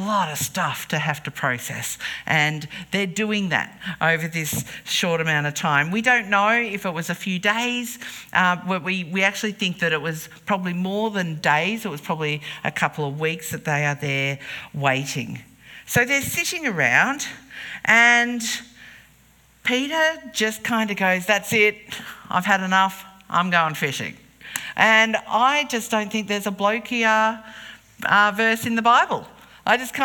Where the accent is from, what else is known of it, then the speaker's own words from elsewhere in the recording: King Island, Tasmania, Australia; We were growing up on King Island